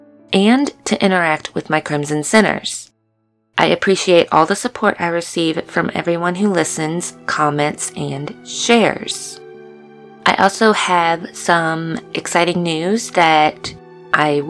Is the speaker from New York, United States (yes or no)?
no; Louisiana, United States; I'm from Louisiana